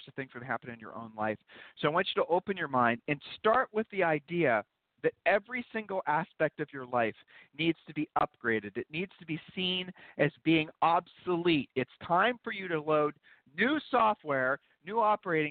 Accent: Columbus, Ohio, United States; moved away; also born or lived in Georgetown; we're originally from Columbus, Ohio

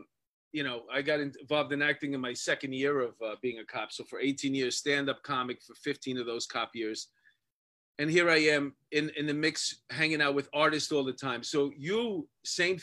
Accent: New York City, New York, United States; We grew up together in Astoria, Queens

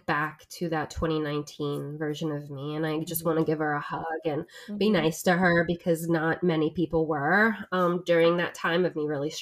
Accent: New Jersey, United States; I'm originally from South Jersey

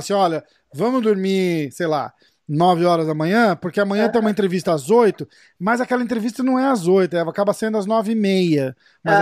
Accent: Brazil; moved away; sendo brasileiro e estando aqui

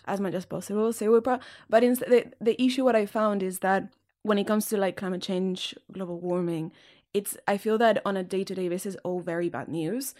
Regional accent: Catalonia, Spain; English is a second language; moved away; I also speak Catalan because I'm from Catalonia. So with my family, I speak Catalan

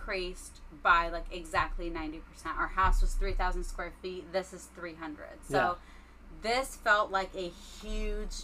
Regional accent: New York City, New York, United States; moved away; I'm from Queens

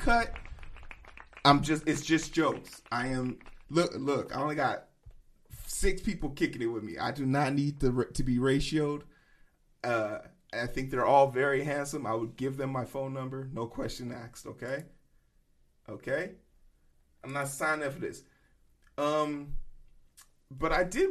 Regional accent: United States; I'm an American, so I only know one or two languages

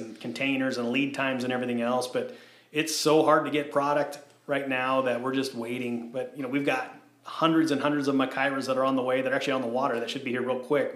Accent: Southern California, United States; I'm a kid born and raised in Southern California

